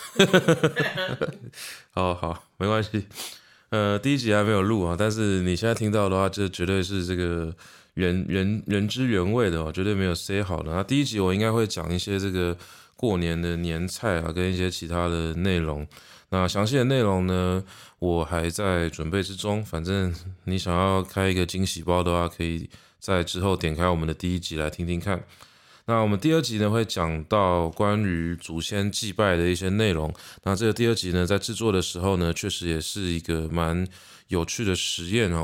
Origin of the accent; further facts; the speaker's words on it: Taiwan; 台湾是一个四面环海的一座岛，所以我想海洋也讨喜着我们的家乡